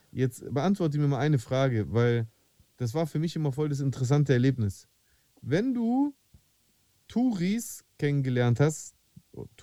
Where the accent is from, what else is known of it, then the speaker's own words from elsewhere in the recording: Greece; da beziehe ich mich jetzt auch wieder auf meine Kindheit in Griechenland.